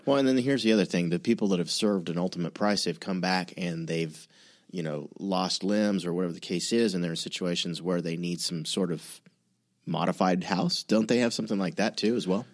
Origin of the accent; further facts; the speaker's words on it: California, United States; I'm from California.